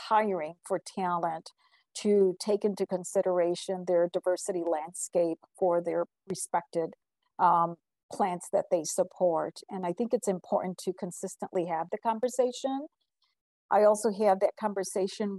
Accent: Puerto Rico; moved away; I was born in Puerto Rico

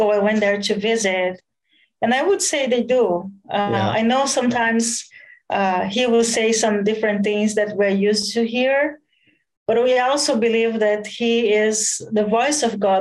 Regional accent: southern Brazil, Brazil; moved away as an adult; also born or lived in Jerusalem; now in Kansas City, United States; I was born in Brazil, southern Brazil. I lived in my family's house until I was 19

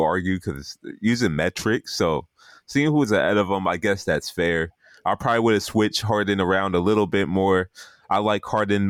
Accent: Nigeria; since I'm Nigerian

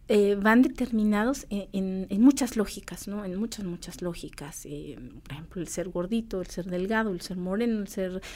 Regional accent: Chichicastenango, Quiché, Guatemala; yo soy de Chichi, es un gusto de una chichica azteca que lo hizo una mujer de Santiago Titlán.

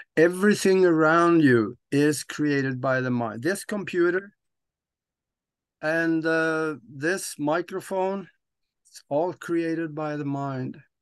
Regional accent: Norway; moved away as an adult; now in United States; I am living in the United States of America right now, but I was born and raised in Norway

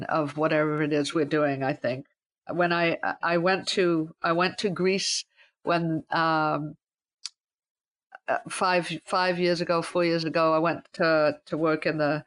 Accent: Calgary, Alberta, Canada; I grew up in Calgary, Alberta, and my idea of a good time was wandering around the countryside or the mountains

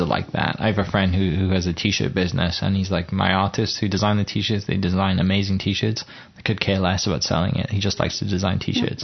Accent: United Kingdom; moved away; Oklahoma's bigger than my home country and Wales and stuff

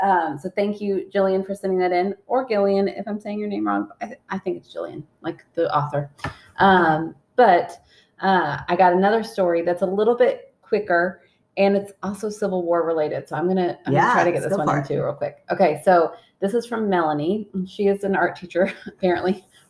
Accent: Scotland, United Kingdom; We're from Scotland, and one of their heirlooms I wanted was a sick bell

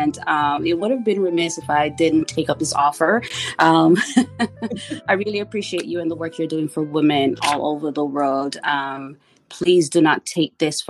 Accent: Kingston, Jamaica; now in United States; I was born and raised in Kingston, Jamaica

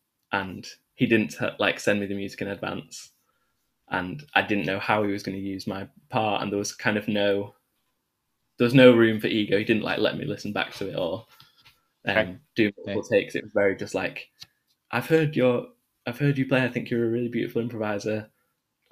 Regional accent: Manchester, North West England, United Kingdom; moved away as an adult; also born or lived in Birmingham; we're both from the same part of North Manchester

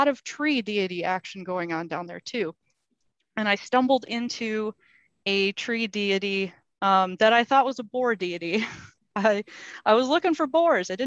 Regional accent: Lake Michigan, United States; I grew up on Lake Michigan and the Grand River is right in my hometown

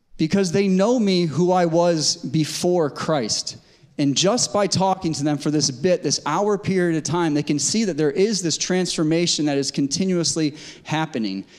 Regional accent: Connecticut, United States; moved away as an adult; now in West Coast, United States; I grew up in Connecticut, spent most of my life in Connecticut before, being, before moving to the West Coast.

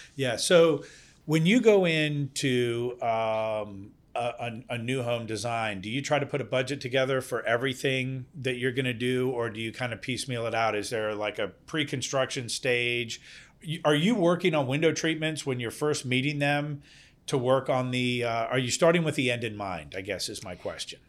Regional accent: Denmark; now in Virginia, United States; I'm originally from Denmark.

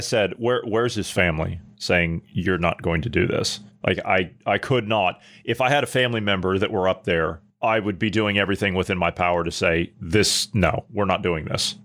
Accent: United States; moved away; I'm an American citizen, but I live in a foreign country

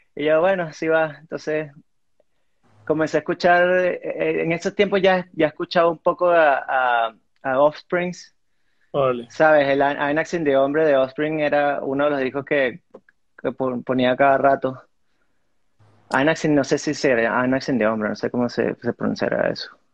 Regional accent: Venezuela; moved away as an adult; also born or lived in Miami; now in United States; yo nací en Miami y, me crié en, Venezuela. Hasta los, hasta los 18 años viví allá

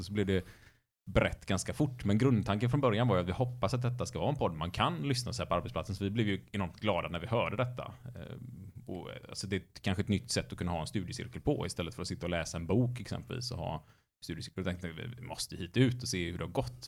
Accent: Gothenburg, Västra Götaland, Sweden; varje år så skar man ner skolan i den stadsdelsnämnden där jag växte upp. Och då åkte man in till ett stort torg i Göteborg

